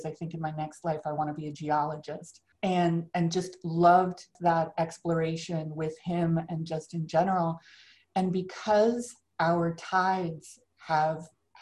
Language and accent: English; South Florida, United States; growing up in South Florida